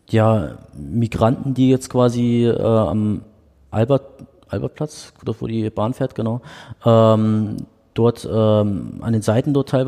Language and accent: German; Bremen, Germany; now in Dresden, Germany; ich bin ja in Bremen groß geworden